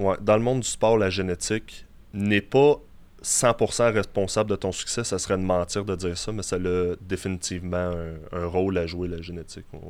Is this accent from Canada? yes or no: yes; Quebec City, Quebec, Canada; also born or lived in Longueuil; je viens de Québec. mes deux parents étaient dans, dans l'armée, donc on a été mutés ici. D'origine, en fait, je viens de Longueuil. Je suis né à Longueuil jamais réellement resté là longtemps, puisque comme j'ai dit, mes, mes parents ont été mutés à Québec